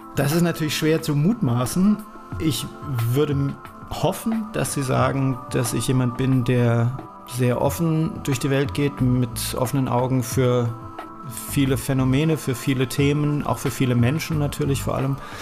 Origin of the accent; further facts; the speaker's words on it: Nierstein, Rhineland-Palatinate, Germany; also born or lived in Essen; Dann habe ich mich entschieden, dass ich nach Rheinhessen gehöre